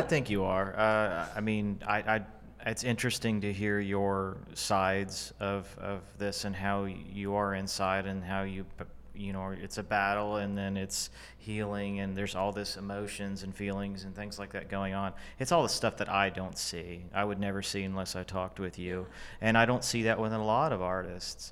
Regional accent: Fort Worth, Texas, United States; moved away as an adult; now in Dallas, United States; I, I'm from Fort Worth

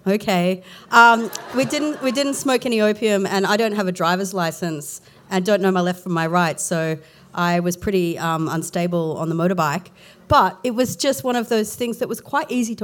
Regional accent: Warrnambool, Victoria, Australia; I grew up in Warrnambool in southwest Victoria.

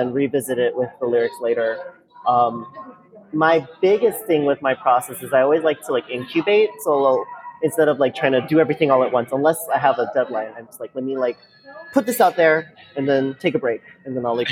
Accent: New Orleans, Louisiana, United States; also born or lived in Taiwan / Bay Area, California; I was born in Taiwan. My entire family is from Taiwan. Like, even my sister, who is a year and 2 months younger than me, was born there. But we moved here when I was three to New Orleans, and we grew up here ever since

